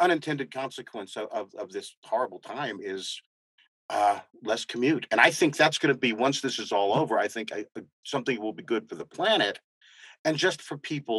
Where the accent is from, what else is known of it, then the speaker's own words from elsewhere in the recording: Texas, United States; accent: southern; moved away; also born or lived in New Mexico; I was born here in New Mexico. I was raised in Texas. My whole family is from Texas. So I grew up drinking sweet tea.